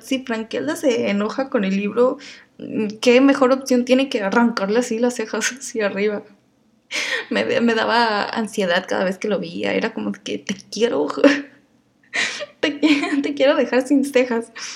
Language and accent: Spanish; Mexico; yo soy mexicana y a veces hablo así